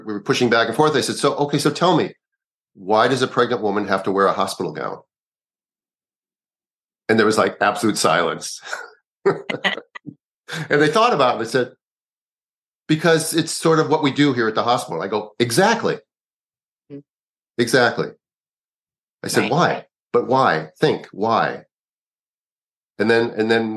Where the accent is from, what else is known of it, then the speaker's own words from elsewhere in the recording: Minneapolis, Minnesota, United States; moved away; also born or lived in Kanab, Utah / Chicago; He was my little cousin when I was growing up in Minneapolis